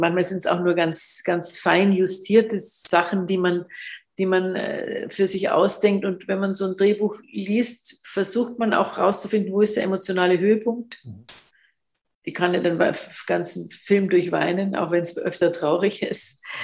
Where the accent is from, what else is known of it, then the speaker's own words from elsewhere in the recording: Munich, Bavaria, Germany; als Münchner Kindl